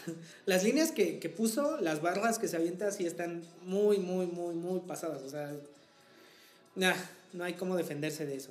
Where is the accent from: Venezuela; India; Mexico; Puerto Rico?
Mexico; Tehuacán, Puebla; mi ciudad natal